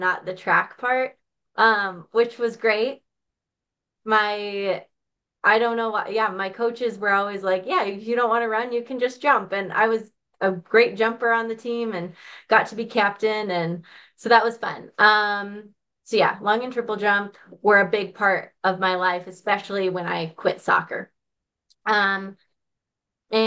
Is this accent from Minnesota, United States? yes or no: yes; Stillwater, Minnesota, United States; accent: Minnesota; I'm a Minnesota girl. So I grew up in Stillwater, Minnesota.